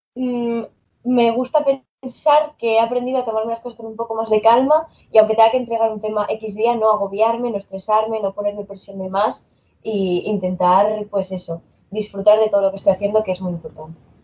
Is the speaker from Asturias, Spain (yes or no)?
yes; Asturias, Spain; yo soy de aquí de Asturias